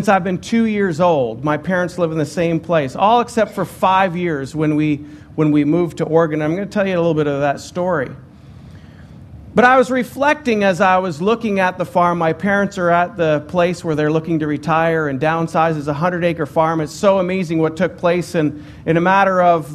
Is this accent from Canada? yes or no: yes; Ottawa, Ontario, Canada; moved away as an adult; I'm from Ottawa, Ontario